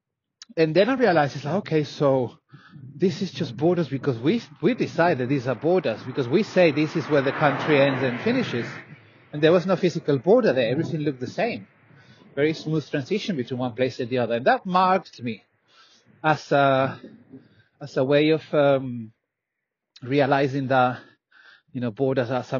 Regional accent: Tenerife, Canary Islands, Spain; moved away; also born or lived in London, United Kingdom; I grew up in Tenerife

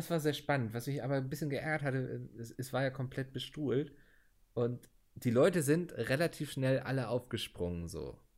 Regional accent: Northern Germany, Germany; Und als Norddeutscher hast du ja auch so ein bisschen ähm, die Geburtspflicht, sag ich mal, wenn jemand ein Seemannslied anstimmt, äh, mitzuschunkeln.

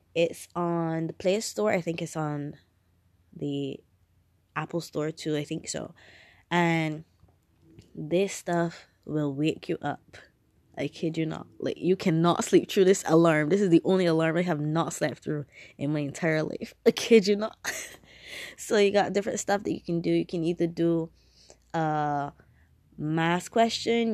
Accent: Barbados; I'm from Barbados, um, we have primary school, secondary school, then tertiary education

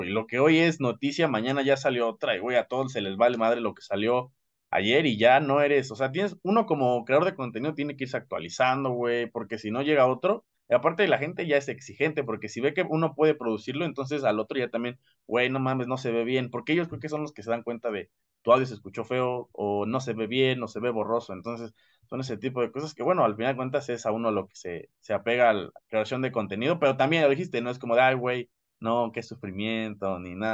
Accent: Mexico; Soy mexicano

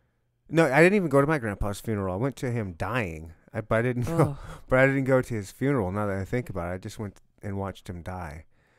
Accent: Michigan, United States; I'm from Michigan.

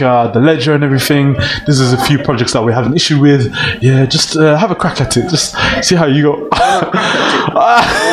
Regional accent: Birmingham, West Midlands, United Kingdom; I'm from Birmingham, I'm Somali

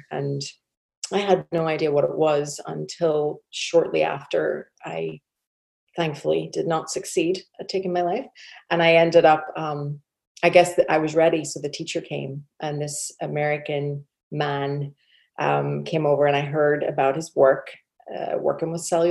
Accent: Northern Ireland, United Kingdom; moved away as an adult; now in Texas, United States; So I grew up in Northern Ireland, spent my first 21 years there

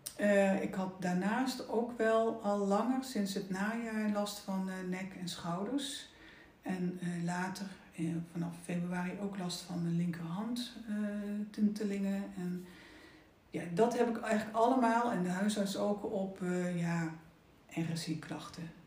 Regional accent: Oosterbeek, Gelderland, Netherlands; moved away; ik ben opgegroeid in Oosterbeek. Nou, mooi, mooi groen dorp. Eh, eh, ik heb school zitten in Arnhem

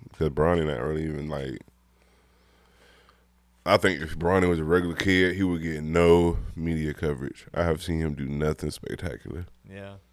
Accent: California, United States; You know, man, I'm from Cali, man.

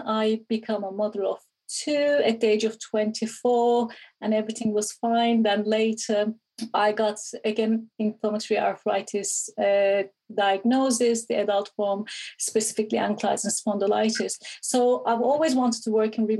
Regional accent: Istanbul, Turkey; moved away; Originally, I'm from Istanbul, Turkey.

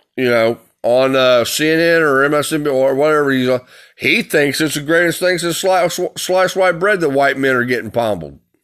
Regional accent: United States; I'm an American

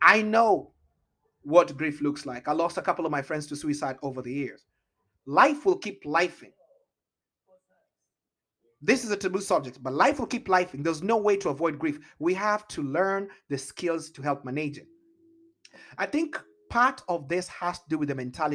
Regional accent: Kenya; also born or lived in Italy; now in Seattle, United States; I was Kenyan

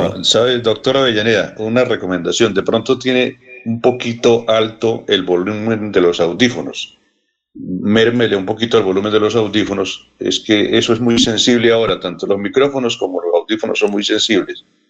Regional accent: Contratación, Santander, Colombia; El municipio de Contratación, mi tierra, Contratación

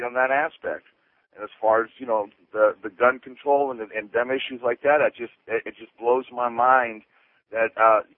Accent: Carol City, Florida, United States; I was born and raised in Carroll City

